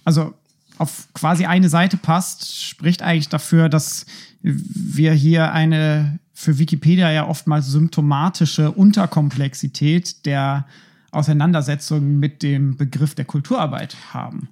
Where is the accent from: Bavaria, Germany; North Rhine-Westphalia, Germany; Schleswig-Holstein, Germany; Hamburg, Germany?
Schleswig-Holstein, Germany; moved away as an adult; now in Berlin, Germany; ich bin ja in Schleswig-Holstein auch aufgewachsen.